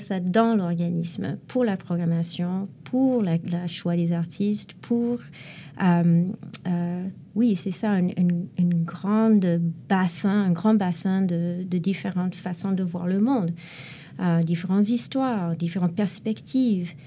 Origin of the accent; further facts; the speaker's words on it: Montreal, Quebec, Canada; en tant que Montréalais, Canadien aussi